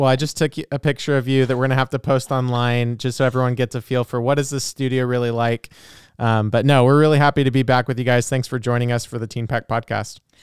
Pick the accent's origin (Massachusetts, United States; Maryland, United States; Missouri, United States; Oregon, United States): Oregon, United States; moved away; I'm originally from Oregon and did the class in Salem